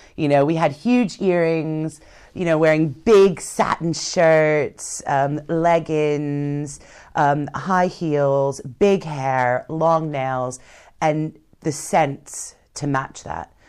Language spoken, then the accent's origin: English; United States; being American